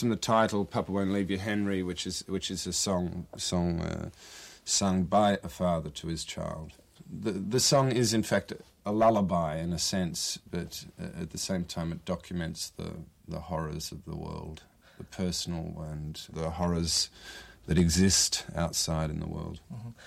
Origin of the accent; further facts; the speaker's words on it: Australia; moved away as an adult; now in Brazil; I'm Australian.